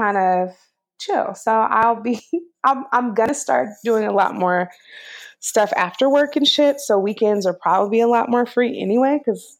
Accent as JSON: {"language": "English", "area": "the Bay Area", "region": "California", "country": "United States", "also_born_or_lived": "East Bay", "said": "I just moved to San Francisco. I'm from the Bay"}